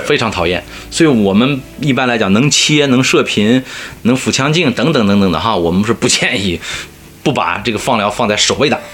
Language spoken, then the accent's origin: Chinese; China; 我们中国人或者亚洲人，更多的是肝炎，乙肝或者丙肝